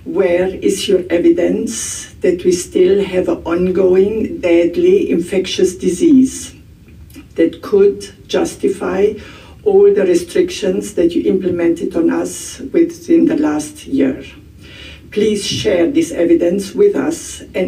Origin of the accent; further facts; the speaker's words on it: Germany; I'm a consultant neurologist from Germany